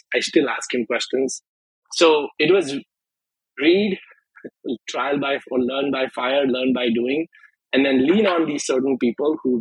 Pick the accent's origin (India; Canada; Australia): India; now in United States; growing up in India is a little different than growing up here